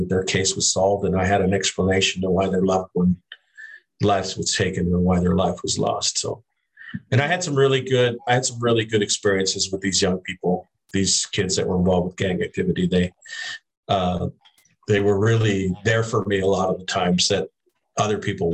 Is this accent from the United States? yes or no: yes; Tucson, Arizona, United States; I was from Tucson